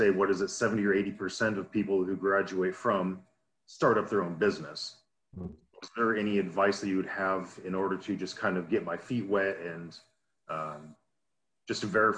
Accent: Portland, Oregon, United States; I am from Portland, Oregon.

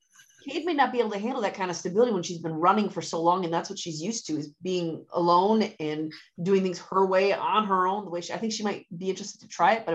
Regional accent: Wisconsin, United States; I'm from Wisconsin, but I'm not a country person.

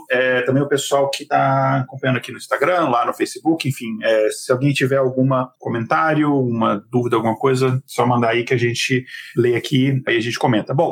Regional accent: Minas Gerais, Brazil; Mas eu lembro que eu sou do norte de Minas e quando eu passava as férias lá, eu lembro que eu via na, na região, principalmente ali rural, e na época eu era criança

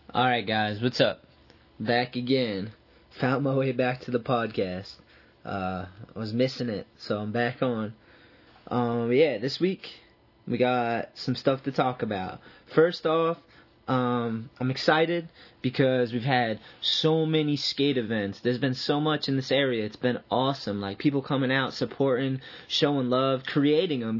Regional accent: Boston, Massachusetts, United States; I'm from the Boston area, so I always knew Jerry Fowler

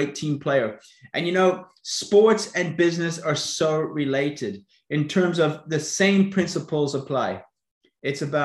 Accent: South Africa; now in Florida, United States; I was brought up in South Africa, so that's maybe where you can locate my accent

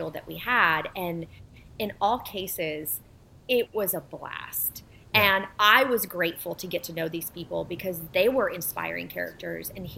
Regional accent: Bartlesville, Oklahoma, United States; also born or lived in Warsaw, Poland; we came to the United States and settled in Bartlesville, Oklahoma

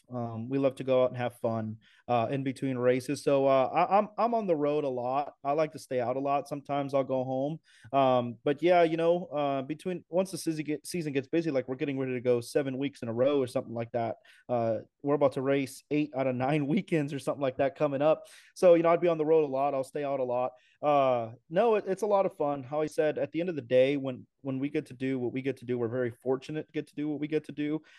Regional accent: New Mexico, United States; also born or lived in El Paso, Texas; I'm from New Mexico. I was born in Texas, El Paso, but grew up in New Mexico.

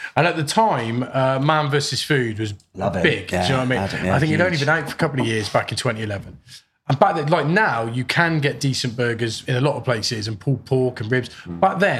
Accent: Hereford, West Midlands, United Kingdom; being from Hereford, where we're from, you know, beef is a big thing.

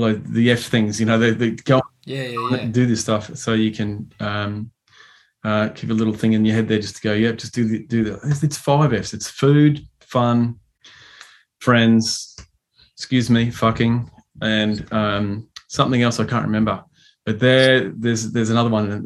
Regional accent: Chinchilla, Queensland, Australia; He's from my hometown, Chichilla

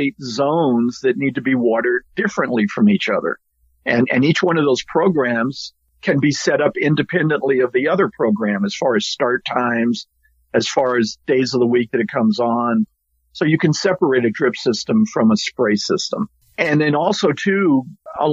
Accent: South Carolina, United States; now in California, United States; I grew up in South Carolina, and it rains all through the year

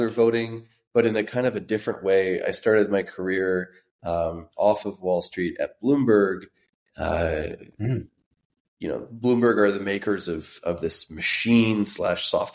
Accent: France; now in United States; We had the same thing growing up in France where internet took a few more years to show up on our end

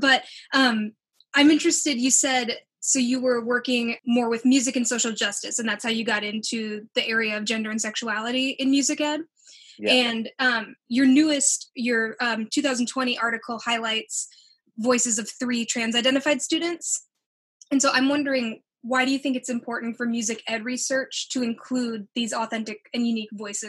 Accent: Escanaba, Michigan, United States; I'm from Escanaba.

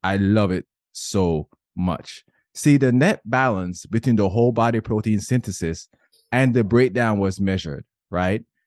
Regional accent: Jamaica; I grew up in Jamaica, men were not allowed to cry

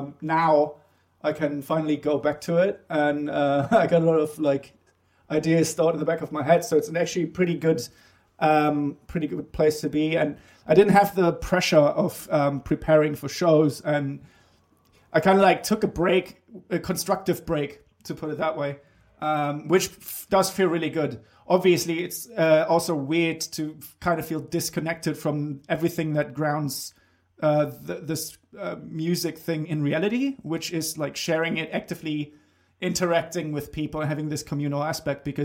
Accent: Bremen, Germany; moved away; I grew up in Bremen, which is on the north coast in Germany

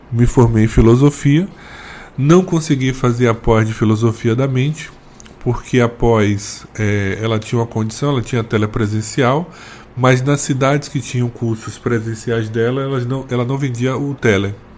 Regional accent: Northeast Region, Brazil; tive muito preconceito por ser nordestino

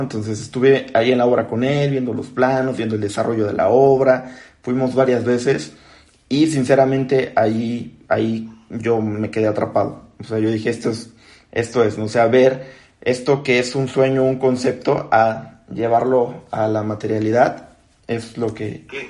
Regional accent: Acapulco, Guerrero, Mexico; moved away as an adult; now in Mexico City, Mexico; soy de Acapulco

